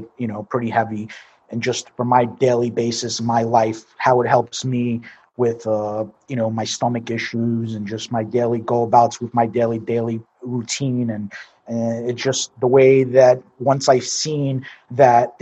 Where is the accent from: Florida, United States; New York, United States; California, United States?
New York, United States; New York City; moved away; I'm from Brooklyn. So born and raised in Brooklyn, New York. Grew up basically around the Coney Island area.